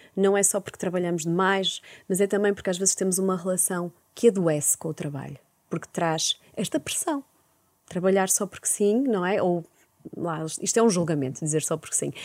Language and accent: Portuguese; Porto, Norte, Portugal; eu sou de Porto